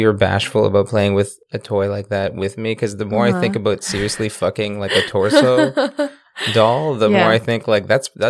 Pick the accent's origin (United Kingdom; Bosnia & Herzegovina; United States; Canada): Canada; And we're Canadian.